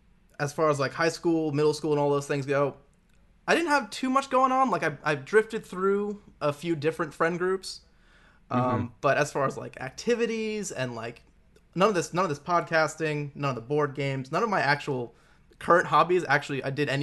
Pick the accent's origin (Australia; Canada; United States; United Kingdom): United States; Long Island, New York; Yeah, so I grew up in Long Island, New York, maybe like 45 minutes out from the city, but in the suburbs